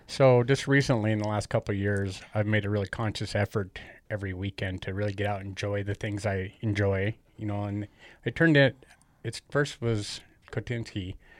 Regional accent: Great Falls, Montana, United States; also born or lived in Cascade, Montana; I was born here in Great Falls.

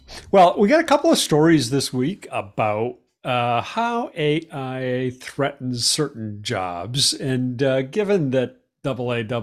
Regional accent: Boston, Massachusetts, United States; Boston because it's like my hometown

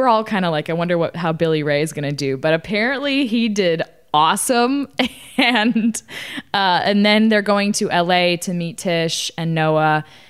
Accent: Italy; We've been to Florence and Rome. And that's it. I have so many places in my home country to go to.

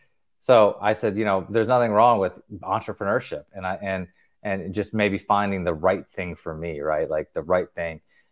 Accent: North Carolina, United States; also born or lived in Tennessee; So I came back to the Southeast where I grew up in North Carolina and Tennessee

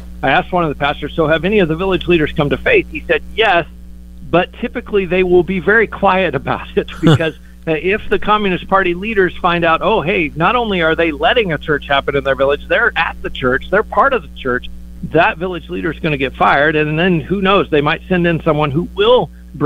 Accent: United States; we as American Christians

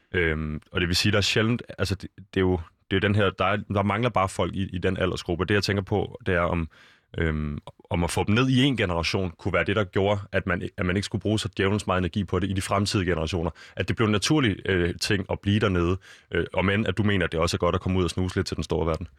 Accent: Copenhagen, Capital Region of Denmark, Denmark; jeg er jo fra København

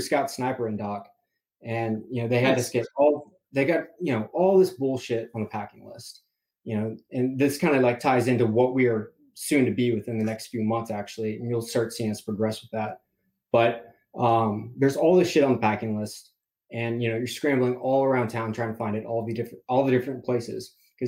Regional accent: Fort Worth, Texas, United States; moved away as an adult; So I originally grew up in Fort Worth, Texas.

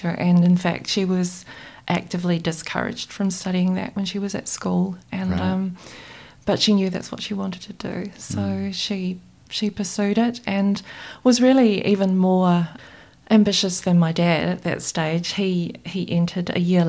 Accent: Christchurch, Canterbury, New Zealand; I grew up here in Christchurch, close to the hills

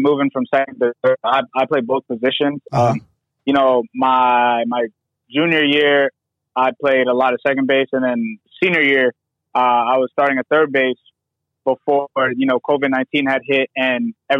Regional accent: Maryland, United States; also born or lived in New York; I'm from Maryland. It's still cold here

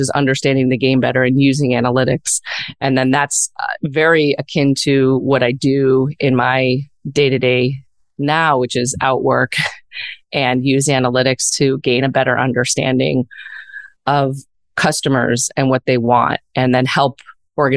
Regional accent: outside of Chicago, Illinois, United States; moved away; growing up outside of Chicago

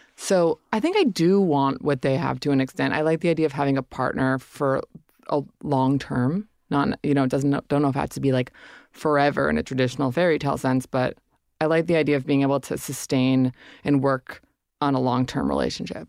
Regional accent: Hudson Valley, upstate New York, United States; I grew up in upstate New York in the Hudson Valley

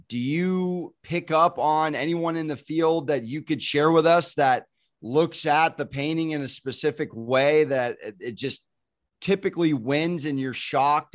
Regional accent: San Diego, California, United States; I'm from San Diego, born and raised

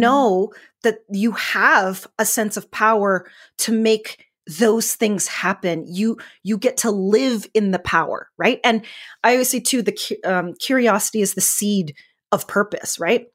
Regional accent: Northern Alberta, Canada; I'm from Northern Alberta, Canada, so we have a lot of wheat fields

